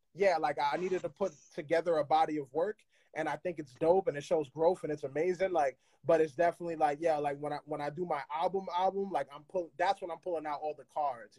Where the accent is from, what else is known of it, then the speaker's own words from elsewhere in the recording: New York, United States; I speak it like I'm from New York and I'm third generation